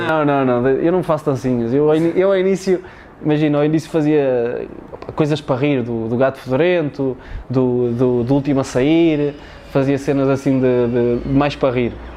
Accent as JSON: {"language": "Portuguese", "town": "Tondela", "region": "Centro", "country": "Portugal", "said": "lá na minha zona em Tondela"}